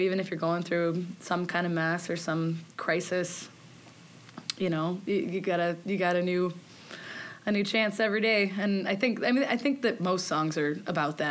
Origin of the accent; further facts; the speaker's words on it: Freeport, Illinois, United States; also born or lived in DeKalb, Illinois; I'm originally from Freeport, Illinois